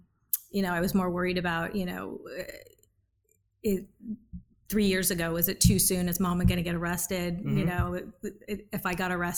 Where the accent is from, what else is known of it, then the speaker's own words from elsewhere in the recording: California, United States; accent: Valley girl; Born and raised California.